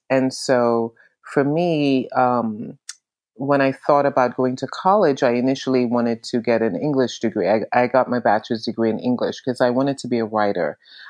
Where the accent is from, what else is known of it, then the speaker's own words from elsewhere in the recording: New York, United States; now in Florida, United States; I have been in New York since 1987. It's only been 3 months. I am a New Yorker.